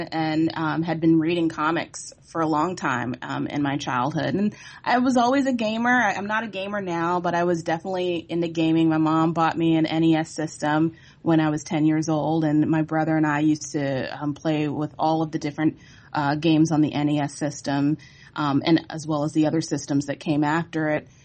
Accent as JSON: {"language": "English", "town": "Virginia Beach", "region": "Virginia", "country": "United States", "tie": "born or raised there", "said": "I'm from Virginia Beach. I still currently live there"}